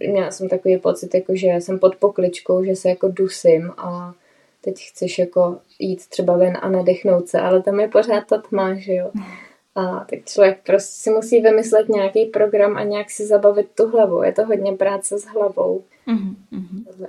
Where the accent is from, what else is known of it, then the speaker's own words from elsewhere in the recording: Bohemia, Czechia; moved away; u nás v Čechách